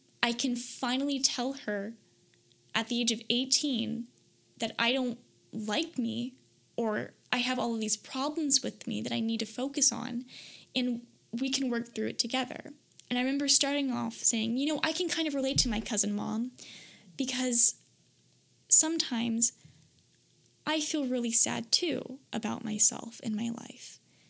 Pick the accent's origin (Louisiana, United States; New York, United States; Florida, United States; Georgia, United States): Florida, United States; because I came from Florida and this was in Michigan.